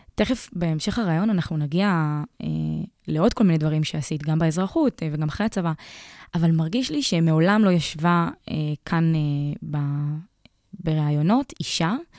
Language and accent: Hebrew; Afula, Northern District, Israel; אני גם מעפולה